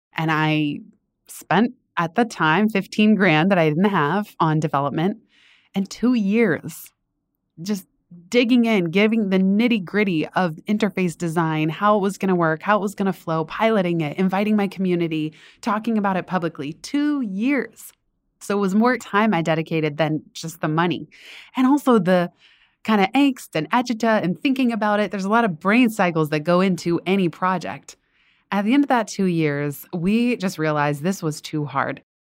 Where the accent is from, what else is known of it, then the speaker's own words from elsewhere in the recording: Northern California, United States; moved away as an adult; also born or lived in Los Angeles, California; now in East Coast, United States; I didn't wanna go to school in NorCal, that's where I grew up